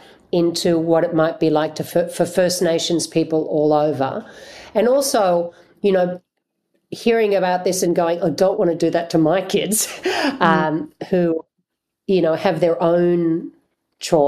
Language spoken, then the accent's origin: English; Australia; as an Australian white person